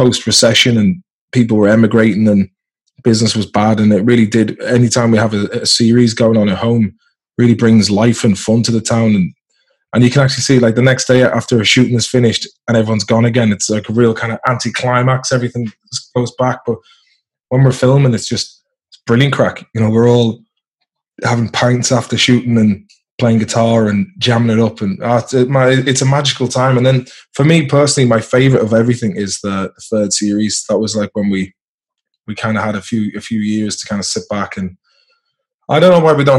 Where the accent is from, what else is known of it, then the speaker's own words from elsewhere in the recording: North West England, United Kingdom; born there; accent: mixture of Swedish, Irish and English accents; also born or lived in Sweden / Ireland; my parents are Irish, but I was born in I was born in Merseyside. So I've kind of, it's softened lately because I've been between Sweden, Ireland and England.